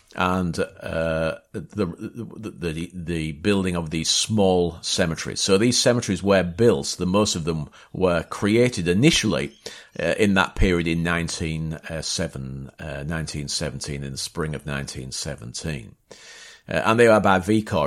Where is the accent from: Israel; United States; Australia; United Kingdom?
United Kingdom; Hull, Yorkshire and the Humber; also born or lived in Bapaume; that's my hometown, that's Hull.